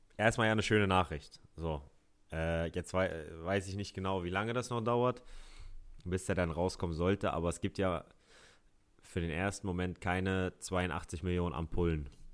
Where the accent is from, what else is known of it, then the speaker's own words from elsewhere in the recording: Hamburg, Germany; ich bin ein Hamburger Jung